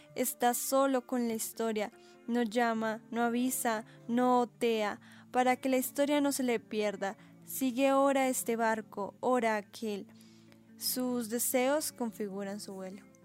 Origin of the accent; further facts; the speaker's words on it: Colombia; un legado que nos afianza como colombianos